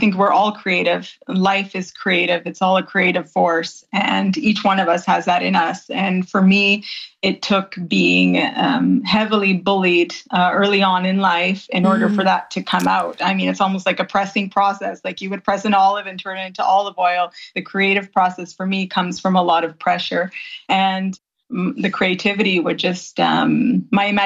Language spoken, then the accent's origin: English; Grimsby, Ontario, Canada; moved away as an adult; now in Viterbo, Italy; I didn't grow up here. I grew up in Grimsby, Ontario, which is a very small town between Niagara Falls and Toronto